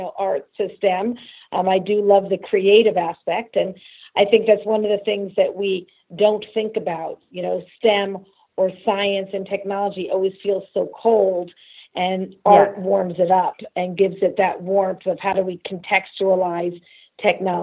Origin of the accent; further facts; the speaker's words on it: Los Angeles, California, United States; also born or lived in San Francisco / Frankfurt, Germany; I must have been about 6 years old when we moved back to LA. And, you know, so that's where I'm from